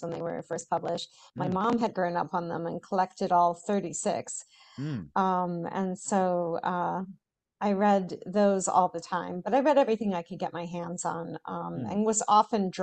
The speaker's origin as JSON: {"language": "English", "region": "New England", "country": "United States", "tie": "born or raised there", "said": "growing up in New England"}